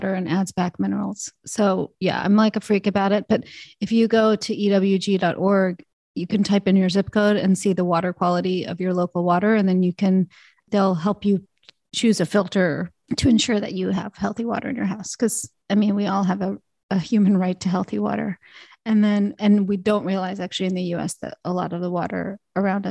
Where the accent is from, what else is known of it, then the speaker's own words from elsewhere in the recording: Alabama, United States; also born or lived in Canada; growing up in Alabama